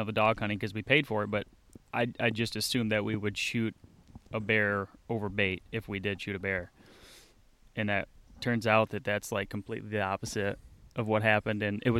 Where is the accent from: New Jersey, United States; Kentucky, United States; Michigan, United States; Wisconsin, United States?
Michigan, United States; Grand Rapids; And it turns out we're all from the Grand Rapids area.